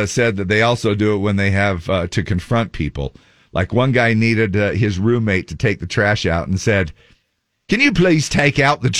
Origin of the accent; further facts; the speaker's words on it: Australia; I'm from Australia.